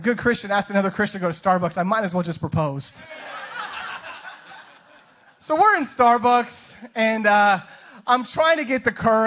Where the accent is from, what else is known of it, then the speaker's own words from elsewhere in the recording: Boise, Idaho, United States; growing up in Idaho on the sweet baby hills of Boise, Idaho